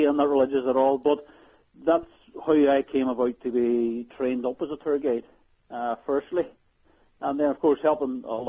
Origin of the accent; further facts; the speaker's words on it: Northern Ireland, United Kingdom; being Irish